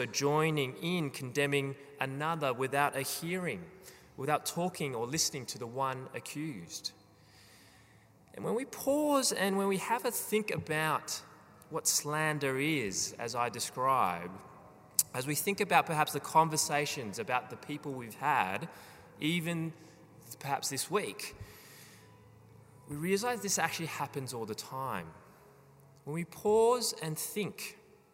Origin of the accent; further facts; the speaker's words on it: Australia; as Australian citizens